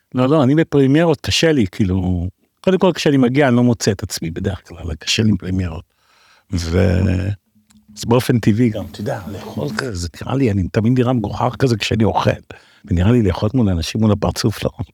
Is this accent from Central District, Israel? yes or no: yes; Netanya, Central District, Israel; also born or lived in Tel Aviv; גדלתי אי שם בשנות ה-70 המוקדמות בנתניה.